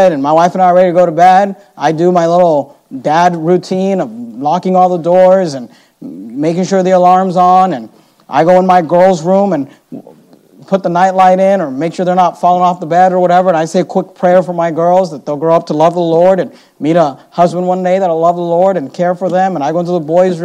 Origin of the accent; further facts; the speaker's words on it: Bay Area, California, United States; we grew up in the Bay Area